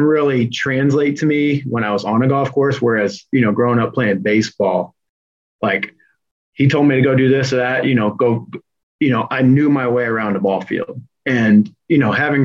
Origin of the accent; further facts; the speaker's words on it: Fort Wayne, Indiana, United States; moved away; my first internship was with a golf course back in my hometown, Fort Wayne Country Club